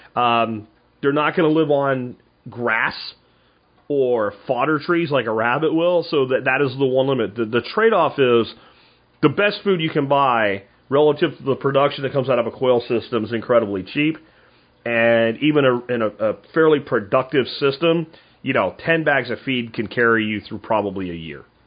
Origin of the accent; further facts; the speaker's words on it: Florida, United States; Where I grew up in Florida